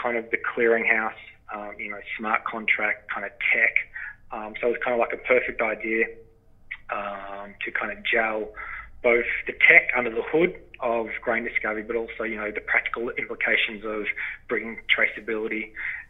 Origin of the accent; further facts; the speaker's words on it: northwest Victoria, Australia; accent: Australian; moved away as an adult; now in Canada; As you can tell from my accent, I'm from Australia. My lovely Canadian wife brought me to these far-flung lands 4 years ago. And, yeah, so, you know, I'm from a farming background in Australia, wheat, sheep, beef, cattle property. I'm in northwest Victoria.